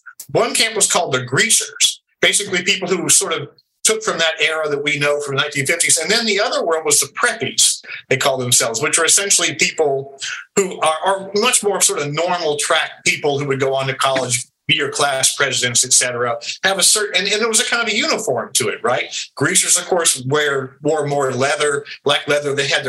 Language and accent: English; the South, United States; No, I'm from the South, actually.